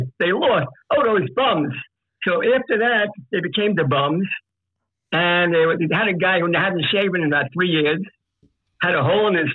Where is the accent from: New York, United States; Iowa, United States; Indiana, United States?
New York, United States; New York City; I grew up in Brooklyn